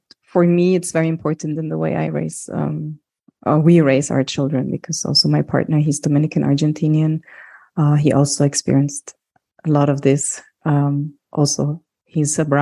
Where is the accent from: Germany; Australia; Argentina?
Germany; me also growing up in Germany to a Greek family